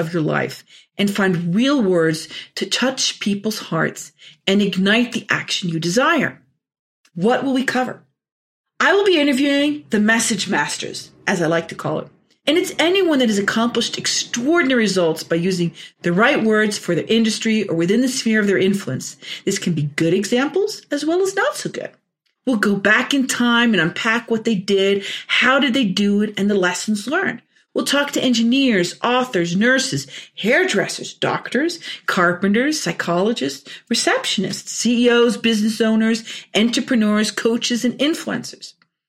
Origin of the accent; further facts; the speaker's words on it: Orange, New Jersey, United States; born there; also born or lived in Norway; I was born in Orange, New Jersey. My mom and dad are both Norwegian.